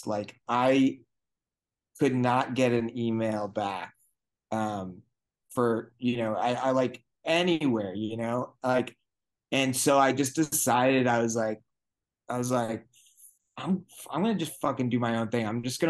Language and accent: English; Vermont, United States; I was like, I'm from Vermont.